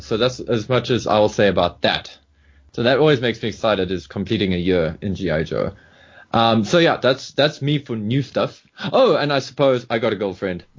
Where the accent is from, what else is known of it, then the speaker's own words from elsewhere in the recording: South Africa; being a South African